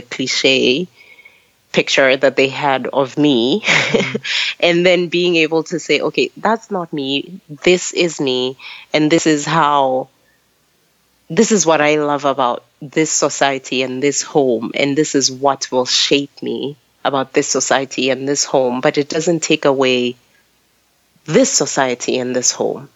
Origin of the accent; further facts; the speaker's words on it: Botswana; moved away as an adult; also born or lived in United States; I grew up in Botswana as a child, but I grew up in America as an adult, right? I became an adult in America. I left Botswana when I was 21 and I was in the US for 14 years.